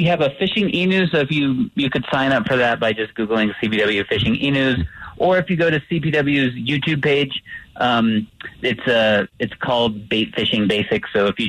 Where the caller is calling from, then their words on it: Colorado Springs, Colorado, United States; I'm calling from Colorado Springs, and it's looking very nice today so far.